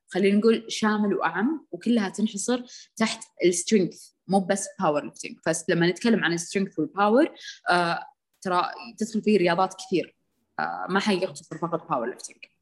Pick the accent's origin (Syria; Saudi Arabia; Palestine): Saudi Arabia; عندنا بالسعوديه